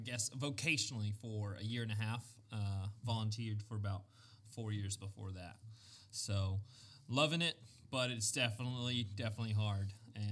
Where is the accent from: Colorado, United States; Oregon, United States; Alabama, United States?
Alabama, United States; Birmingham; moved away as an adult; also born or lived in Northeast United States; now in Northeast, United States; I am from Birmingham, Alabama. I've been living in the Northeast for 3.5 years now.